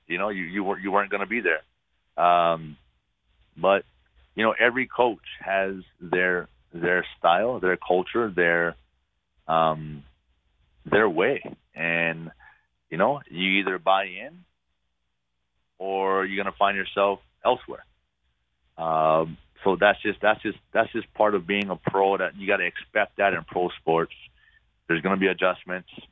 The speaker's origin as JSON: {"language": "English", "region": "Hawaii", "country": "United States", "moved": "as an adult", "said": "I'm from Hawaii"}